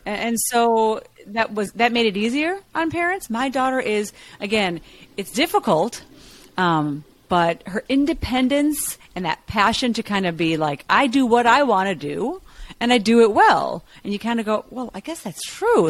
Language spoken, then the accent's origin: English; Chicago, Illinois, United States; moved away; I'm from Chicago